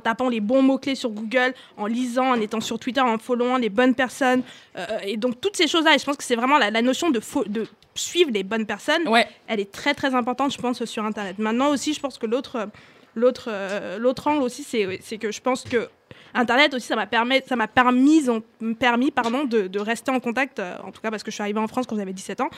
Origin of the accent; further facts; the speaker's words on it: Cameroon; moved away; j'ai grandi au Cameroun